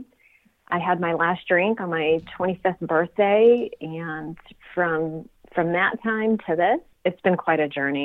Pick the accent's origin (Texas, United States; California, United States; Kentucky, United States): California, United States; Sunnyvale; also born or lived in Cupertino; I actually grew up in Sunnyvale